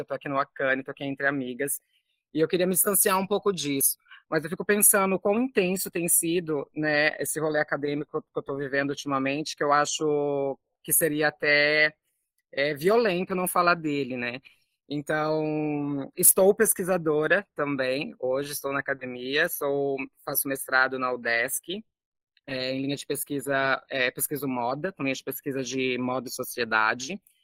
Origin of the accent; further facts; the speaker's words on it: São José do Rio Preto, São Paulo, Brazil; moved away as an adult; now in Florianópolis, Brazil; mas sou do interior de São Paulo, é, São José do Rio Preto, próximo de Minas Gerais.